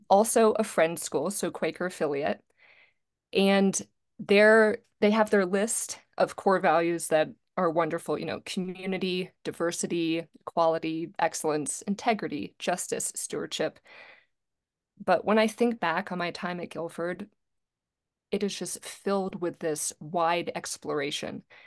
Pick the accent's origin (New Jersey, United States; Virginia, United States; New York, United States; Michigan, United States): Virginia, United States; Charlottesville; also born or lived in Greensboro; I grew up in Charlottesville, Virginia